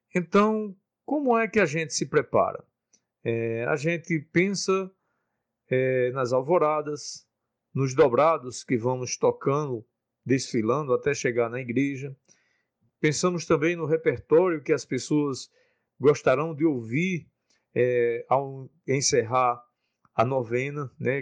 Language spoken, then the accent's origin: Portuguese; Carnaúba dos Dantas, Rio Grande do Norte, Brazil; sou da cidade de Carnaúbo dos Dantas e comecei a participar da banda de música da minha cidade quando eu tinha onze anos de idade